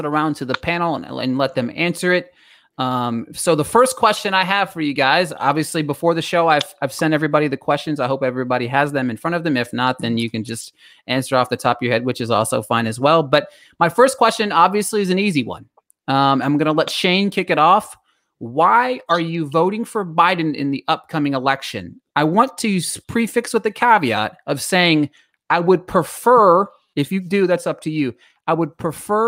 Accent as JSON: {"language": "English", "town": "Allentown", "region": "Pennsylvania", "country": "United States", "tie": "born or raised there", "said": "I was born in Allentown, Pennsylvania"}